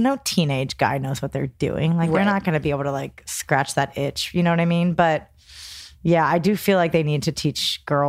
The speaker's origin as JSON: {"language": "English", "region": "New Jersey", "country": "United States"}